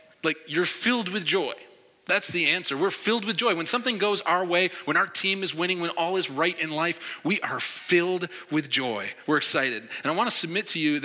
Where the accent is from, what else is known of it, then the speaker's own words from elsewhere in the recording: New York, United States; also born or lived in Philadelphia; I'm from New York